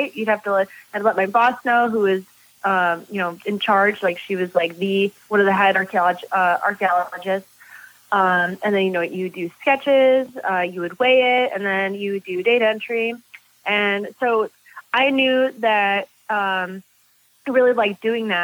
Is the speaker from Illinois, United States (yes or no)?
yes; Joliet, Illinois, United States; I'm originally from Joliet, Illinois